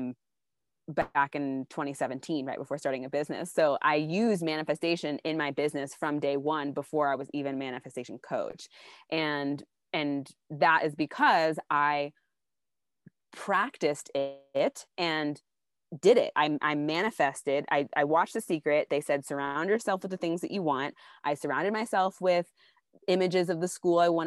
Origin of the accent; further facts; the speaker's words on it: Austin, Texas, United States; I grew up in Austin, Texas, with a Southern Baptist background